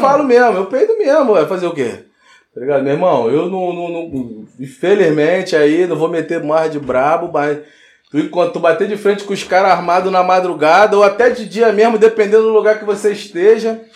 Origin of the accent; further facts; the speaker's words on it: Rio de Janeiro, Brazil; sou cria de Lucas, cria de Parada de Lucas